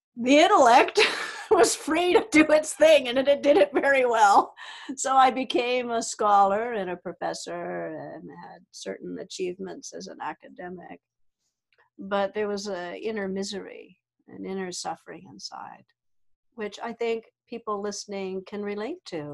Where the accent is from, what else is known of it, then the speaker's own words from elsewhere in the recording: the Deep South, United States; I grew up in the South, deep South here in the United States